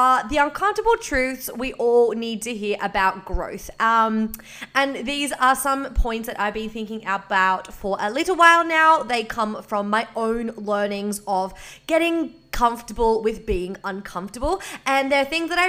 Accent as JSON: {"language": "English", "region": "Victoria", "country": "Australia", "moved": "yes", "lives_now": "Queensland, Australia", "said": "I am from Victoria. I am living in Queensland"}